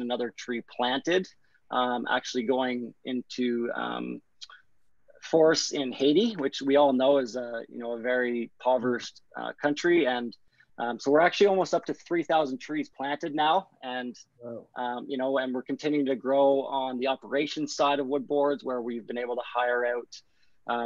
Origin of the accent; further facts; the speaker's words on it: Brockville, Ontario, Canada; also born or lived in Guelph, Ontario; I grew up in Brockville, Ontario, but ended up moving out to Guelph, Ontario, actually at the ripe age of 16 or 17